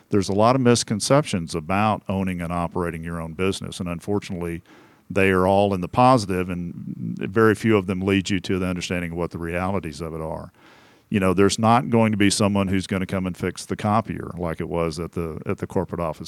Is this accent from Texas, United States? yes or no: yes; Temple, Texas, United States; moved away; I'm from a town called Temple.